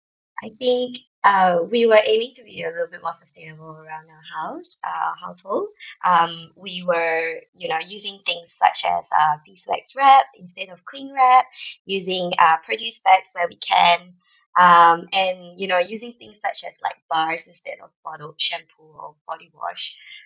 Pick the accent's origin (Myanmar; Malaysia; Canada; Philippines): Malaysia; moved away as an adult; now in Australia; we are both from Malaysia. So we grew up in Malaysia and we came to Australia back in 2008.